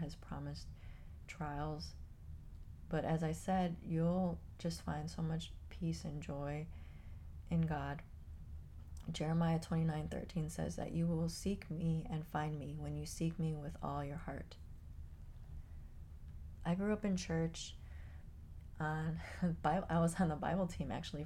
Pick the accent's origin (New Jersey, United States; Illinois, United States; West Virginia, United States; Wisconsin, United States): Illinois, United States; Chicago; moved away as an adult; now in Florida, United States; I grew up in Chicago. I lived in Chicago most of my life